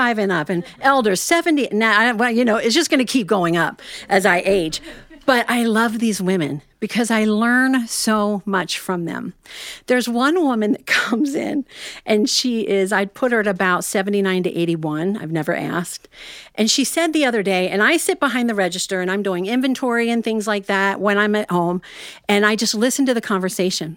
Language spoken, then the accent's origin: English; Ohio, United States; I'm actually from Ohio, and I have a little yarn shop there